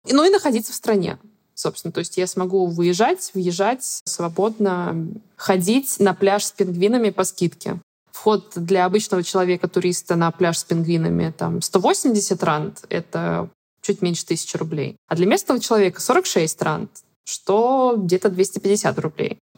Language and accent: Russian; Far East, Russia; born there; also born or lived in Stavropol / Saratov; мы жили в Ставрополе, это мой дом, нет. Родилась я на Дальнем Востоке, это мой дом, нет. Жили мы в Саратове, это мой дом, тоже нет. Какого-то родного места у меня никогда не было.